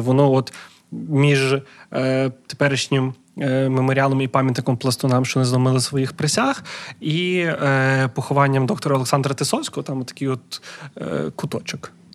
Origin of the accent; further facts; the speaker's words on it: Lviv, Lviv Oblast, Ukraine; moved away as an adult; now in Kyiv, Ukraine; я львів'янин, який на заробітках в Києві, хоча це вже там вісім років